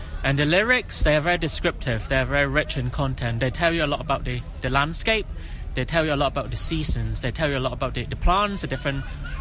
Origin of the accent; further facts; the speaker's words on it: Hong Kong; also born or lived in Guatemala; I am from Hong Kong. I'm from here. I grew up here. I was born here.